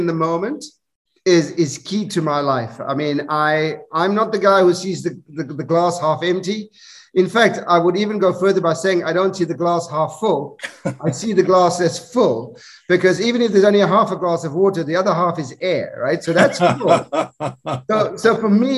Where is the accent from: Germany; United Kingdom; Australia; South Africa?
South Africa; moved away; I grew up in South Africa